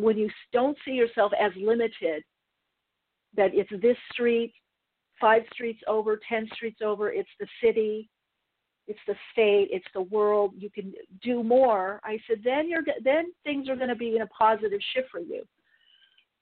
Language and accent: English; United States; also born or lived in England; I'm an American